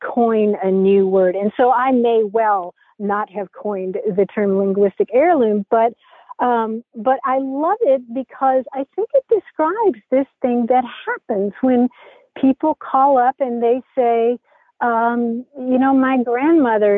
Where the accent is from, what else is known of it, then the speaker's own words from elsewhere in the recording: Kentucky, United States; I grew up in Kentucky